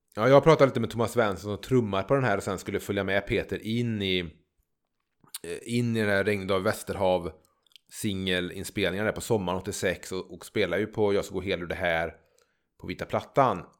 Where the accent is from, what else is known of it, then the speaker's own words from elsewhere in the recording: Trollhättan, Västra Götaland, Sweden; moved away; also born or lived in Gärdhem; jag växte upp ute i Överby i Trollhättan.